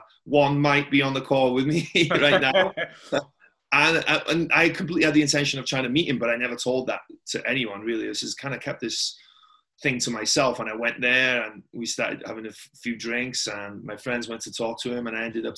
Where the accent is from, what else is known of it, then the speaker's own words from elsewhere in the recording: Tremadog, Wales, United Kingdom; moved away as an adult; also born or lived in Tampa, United States; now in Las Vegas, United States; It's a little bit different to the small town of Tremadog that I grew up in, you know, the bright lights of Vegas.